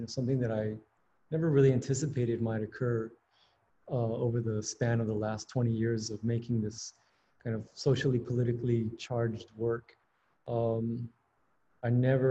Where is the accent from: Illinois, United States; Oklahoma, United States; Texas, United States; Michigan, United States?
Texas, United States; San Antonio; moved away as an adult; also born or lived in Houston, Texas; now in New Haven, United States; I am a Texas native. Born and raised in San Antonio, Texas, was living in Houston for the past 3 or 4 years